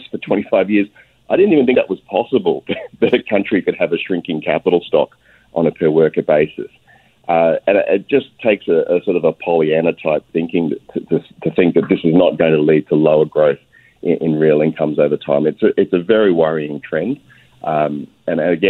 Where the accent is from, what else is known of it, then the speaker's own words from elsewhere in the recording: Australia; now in Canada; You can probably tell from my accent, I hail from overseas, from Australia